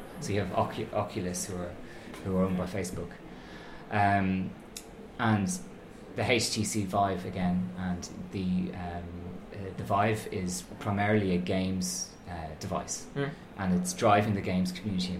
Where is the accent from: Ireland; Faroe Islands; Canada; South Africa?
Ireland; Dublin, Leinster; moved away as an adult; also born or lived in Hertfordshire, England; when I was 18, I left Dublin. I was from Temple Oak, and I left Ireland